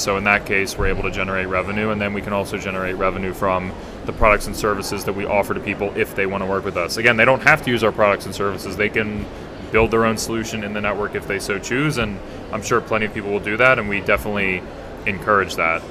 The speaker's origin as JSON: {"language": "English", "country": "United States", "said": "I'm from the United States"}